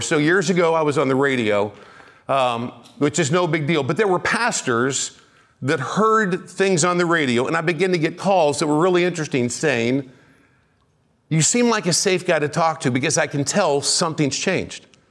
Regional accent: Kansas City, United States; I'm from Kansas City.

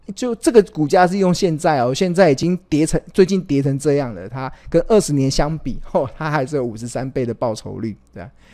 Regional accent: Taiwan; 我们身为台湾人

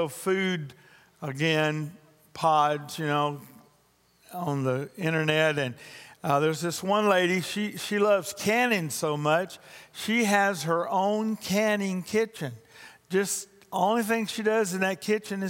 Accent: Louisiana, United States; I'm also from Louisiana

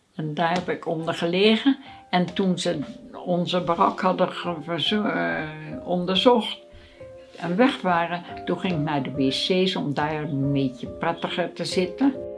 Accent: Rotterdam, South Holland, Netherlands; Ik ben opgegroeid in Rotterdam op de Beukersdijk

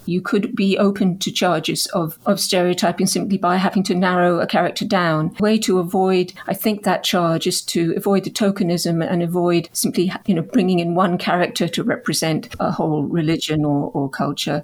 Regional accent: Canada; now in United Kingdom; my own identity as a Canadian, as a British Canadian, growing up as a settler colonial

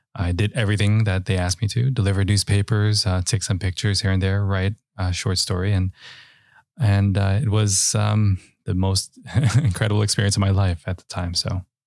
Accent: New York City, New York, United States; also born or lived in Westchester; I grew up in the Bronx and, uh, and in Westchester

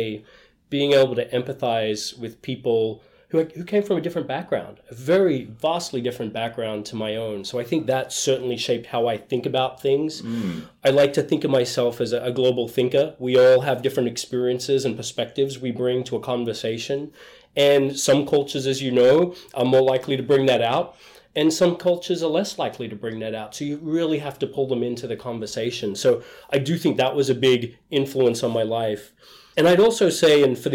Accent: Cairns, Queensland, Australia; accent: Australian; now in Boston, United States; this is an Australian accent. Uh-huh. I grew up in the north of Australia, a little place called Cairns

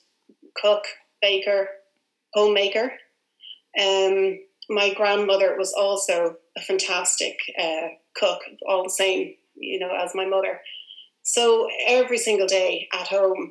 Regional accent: Dublin, Leinster, Ireland; we were very close to our grandparents growing up. I'm from Dublin.

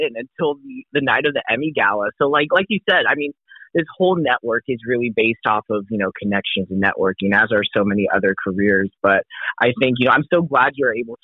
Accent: Modesto, California, United States; now in Eureka, United States; I'm originally from Modesto, California, and I haven't even moved out of my hometown until coming up here to Eureka

